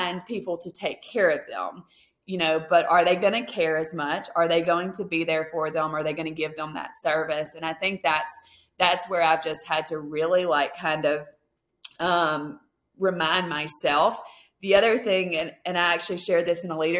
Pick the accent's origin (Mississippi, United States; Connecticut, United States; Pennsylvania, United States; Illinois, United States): Mississippi, United States; now in Alaska, United States; I'm originally from Mississippi